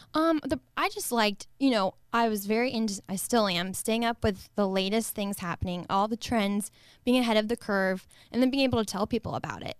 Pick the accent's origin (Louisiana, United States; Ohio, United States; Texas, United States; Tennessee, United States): Ohio, United States; Northwest; born and raised in Northwest Ohio, small town America